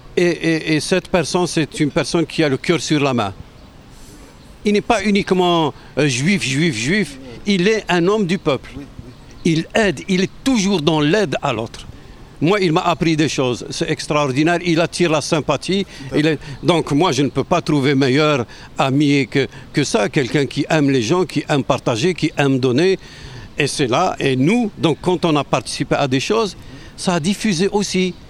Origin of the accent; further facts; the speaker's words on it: Tlemcen, Tlemcen Province, Algeria; moved away as an adult; also born or lived in Quebec, Canada; now in Quebec City, Canada; je viens de l'ouest de l'Algérie, à, à, à peu près 700 750 km d'Alger. Euh, euh, vers l'ouest, euh, proche de la frontière du Maroc. Je viens d'une ville millénaire